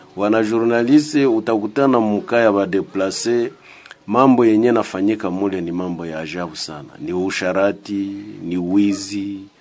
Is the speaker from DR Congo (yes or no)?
yes; DR Congo; sisi ni wakongomani